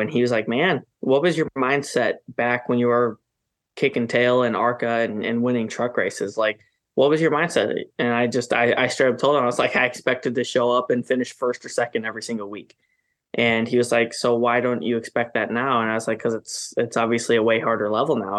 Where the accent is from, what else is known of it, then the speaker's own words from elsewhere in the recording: Wisconsin, United States; now in North Carolina, United States; that's my home state.